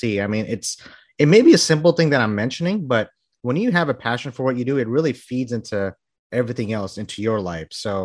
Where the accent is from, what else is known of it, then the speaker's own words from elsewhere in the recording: Bangladesh; now in Texas, United States; I'm from Bangladesh